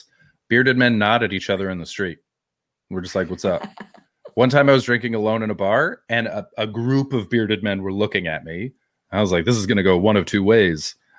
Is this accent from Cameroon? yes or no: no; Canada; I'm not English. I'm Canadian.